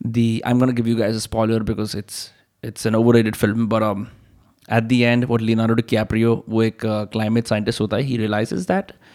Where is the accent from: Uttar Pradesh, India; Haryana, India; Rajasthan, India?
Haryana, India; Faridabad; मैं भी फरीदाबाद का